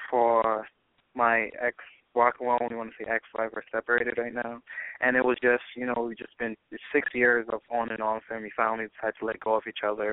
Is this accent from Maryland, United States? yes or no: no; New York, United States; also born or lived in New Jersey / Trinidad; I was actually born in New Jersey, but I was raised in New York.